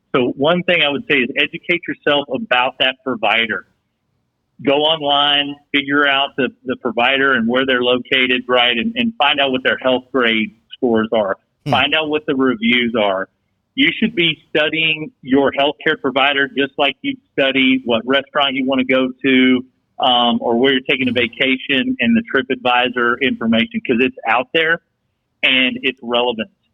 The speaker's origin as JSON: {"language": "English", "region": "West Texas", "country": "United States", "tie": "born or raised there", "said": "kid growing up in West Texas"}